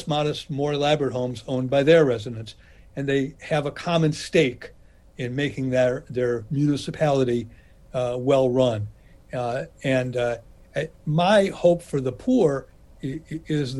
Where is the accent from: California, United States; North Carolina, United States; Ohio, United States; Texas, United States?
Ohio, United States; Cleveland; my hometown of Cleveland